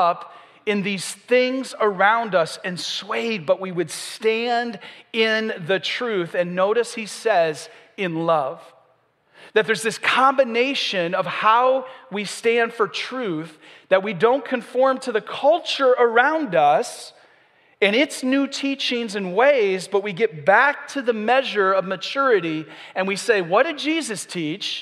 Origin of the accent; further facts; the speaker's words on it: Michigan, United States; also born or lived in the South (US); now in Southern United States; I'm from Michigan